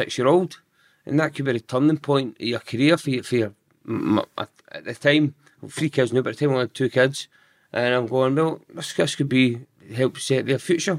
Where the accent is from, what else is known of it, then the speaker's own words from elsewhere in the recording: Giffnock, Scotland, United Kingdom; Giffarnock. So I'm still in Giffarnock now